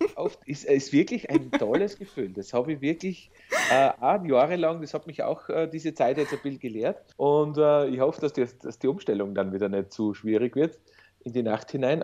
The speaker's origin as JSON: {"language": "German", "town": "Sinabelkirchen", "region": "Styria", "country": "Austria", "said": "Also ich bin ja aus Sinemarkirchen im Bezirk Weiz."}